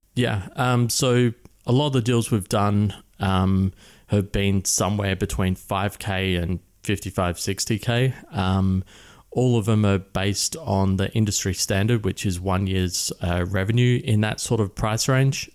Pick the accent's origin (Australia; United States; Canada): Australia; Adelaide, South Australia; moved away as an adult; now in Chiang Mai, Thailand; I grew up in Adelaide, which is a city of about a million people in the centre and down the bottom.